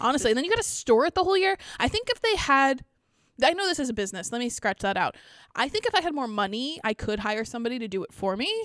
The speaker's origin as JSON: {"language": "English", "region": "Pennsylvania", "country": "United States", "moved": "yes", "lives_now": "upstate New York, United States", "said": "I'm from Pennsylvania."}